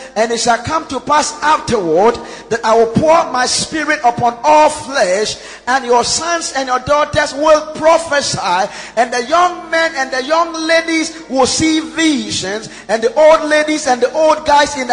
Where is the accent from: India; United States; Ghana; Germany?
Ghana; we're Ghanaian